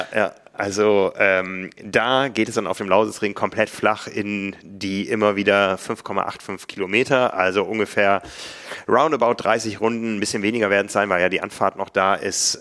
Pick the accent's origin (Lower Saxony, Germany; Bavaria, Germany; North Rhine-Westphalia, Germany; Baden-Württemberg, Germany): Lower Saxony, Germany; Osnabrück; moved away; in Osnabrück damals in meiner Heimat